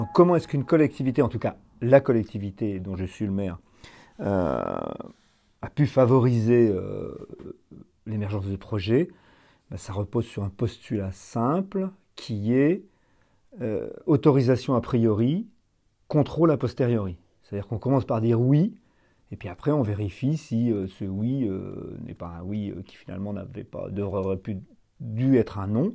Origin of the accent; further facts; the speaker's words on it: north-east France, France; also born or lived in Perpignan, France / Boult-aux-Bois, Ardennes, France; je suis né à Perpignan, toute ma famille vient du sud, mais je suis arrivé dans le nord-est de la France euh, à l'âge de 6 mois et depuis je n'en ai plus bougé.